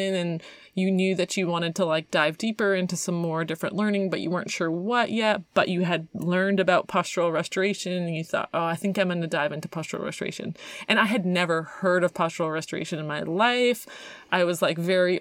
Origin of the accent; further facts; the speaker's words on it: Canada; I'm from Canada